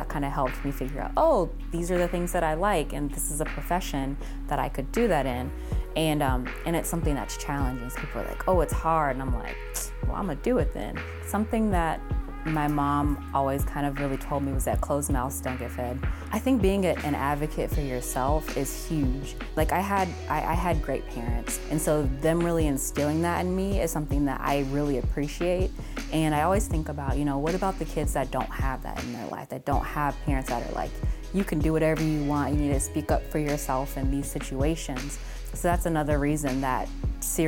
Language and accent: English; Cincinnati, Ohio, United States; moved away as an adult; now in Central New York, United States; I grew up in Cincinnati, Ohio